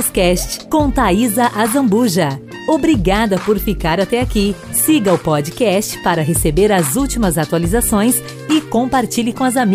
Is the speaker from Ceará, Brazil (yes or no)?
no; São Paulo, Brazil; Sou de São Paulo.